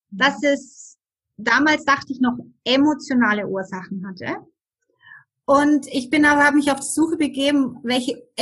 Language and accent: German; Germany; moved away as an adult; now in Switzerland; Ich lebe in der schönen Schweiz seit 28 Jahren. Wie man das hören kann, bin ich in Deutschland aufgewachsen und ähm, bin als Skilehrerin damals hier in die Schweiz gekommen